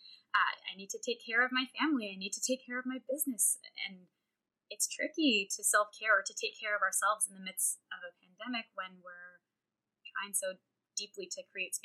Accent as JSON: {"language": "English", "country": "Canada", "said": "I'm a Canadian singer-songwriter"}